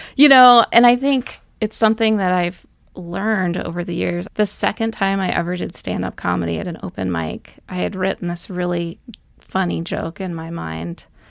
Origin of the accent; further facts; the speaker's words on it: Dover, Massachusetts, United States; also born or lived in Duxbury, Massachusetts; now in Missoula, United States; I grew up outside of Boston, Massachusetts